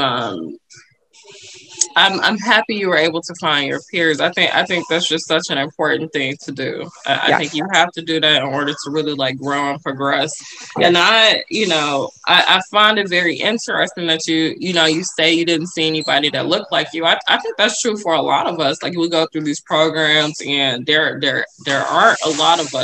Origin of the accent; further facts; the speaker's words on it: Chicago, Illinois, United States; I'm from Chicago